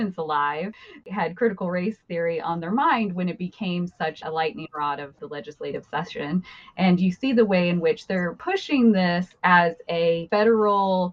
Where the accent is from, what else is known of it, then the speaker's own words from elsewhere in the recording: Emmett, Idaho, United States; my hometown of Emmett, Idaho